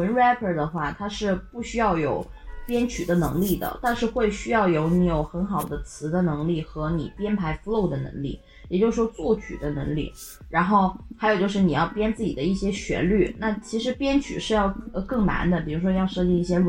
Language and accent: Chinese; China; 我们中国人玩了这个说唱了以后，